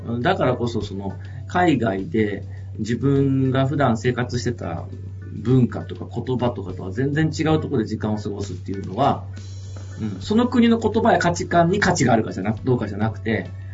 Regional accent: Japan; also born or lived in Brazil; 僕はずっとやっぱ田舎の山奥で生まれ育って

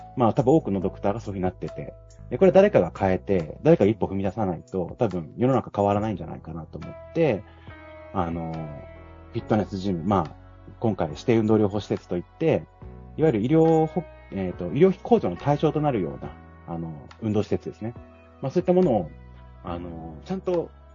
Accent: Yamagata, Japan; moved away as an adult; also born or lived in Okinawa; 沖縄から僕の今地元山形に帰ってくる

